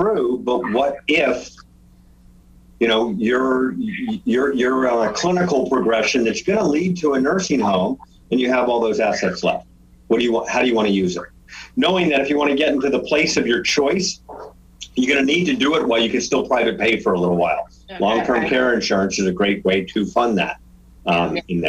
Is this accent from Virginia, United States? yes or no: yes; Virginia, United States; moved away; We grew up in Virginia